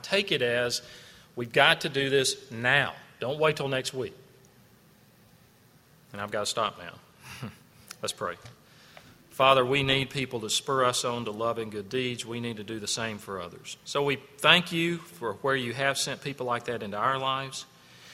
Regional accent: the South, United States; I'm being from South

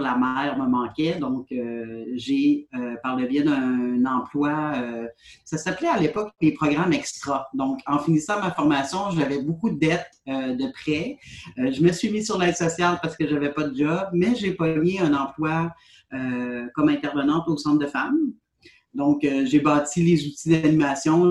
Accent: Côte-Nord, Quebec, Canada; also born or lived in Sherbrooke; moi, j'ai quitté ma belle région de la Côte-Nord pour aller étudier à Sherbrooke en travail social suite à ma formation, je suis revenue chez moi

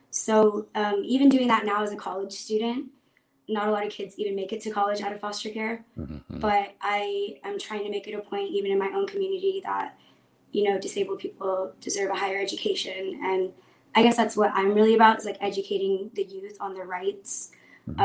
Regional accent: Brownsville, Texas, United States; now in San Antonio, United States; I'm originally from Brownsville, Texas, but I currently live in San Antonio

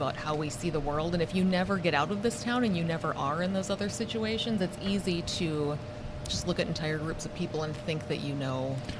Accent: Brainerd, Minnesota, United States; I grew up in Brainerd.

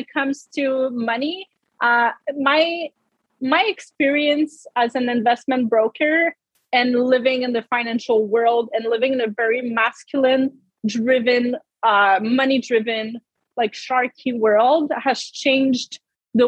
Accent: Canada; I'm French Canadian. I come from a village, grew up on a farm

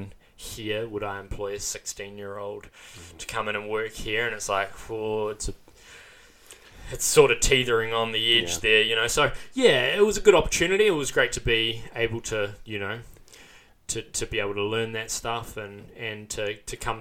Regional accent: Tauranga, Bay of Plenty, New Zealand; I'm born and bred in Tauranga. So I did live there for the first 18 years of my life

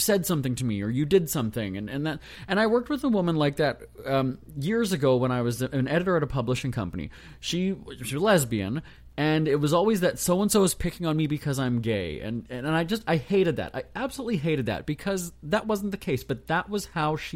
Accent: Canada; I'm just Canadian.

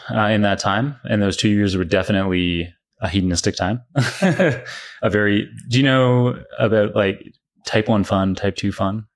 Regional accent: Canada; also born or lived in Oxford; now in New York, United States; I'm Canadian originally

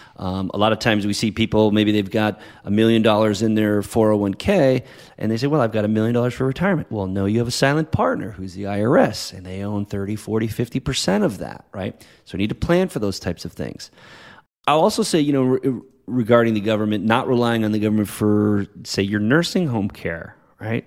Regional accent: New England, United States; also born or lived in Boston; now in La Jolla, United States; growing up in, in New England area as it is now living out here in California.

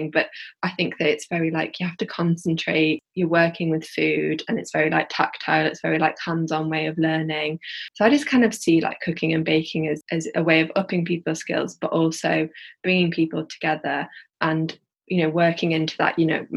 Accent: Yorkshire and the Humber, United Kingdom; accent: Yorkshire; now in Birmingham, United Kingdom; from my accent, like I'm from like Yorkshire, and I'd love to have a Bulb in maybe like Leeds or Huddersfield, where I grew up

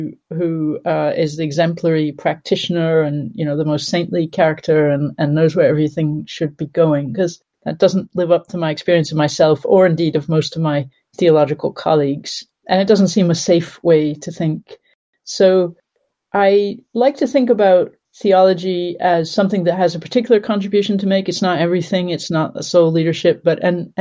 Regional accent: Connecticut, United States; moved away as an adult; also born or lived in Cambridge, United Kingdom / St Andrews, United Kingdom / Birmingham, United Kingdom / Nottingham, United Kingdom; now in Durham, United Kingdom; I grew up in America, in Connecticut

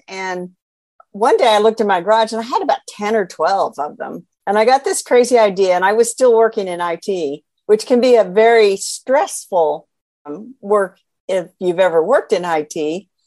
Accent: central Indiana, United States; I am from Indiana. I was born and raised here in central Indiana.

